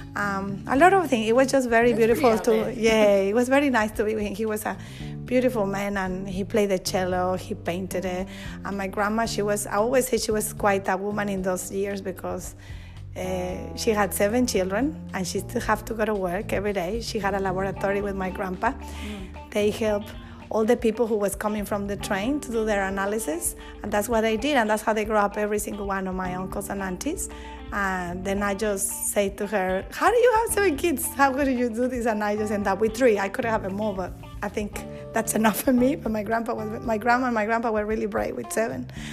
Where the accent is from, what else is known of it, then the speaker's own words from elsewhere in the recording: Monterrey, Nuevo León, Mexico; English is a second language; also born or lived in Mexico City; now in Australia; we started living in Mexico City after I was born in Monterrey. And then a couple of years later, we moved to Monterrey with my mom's family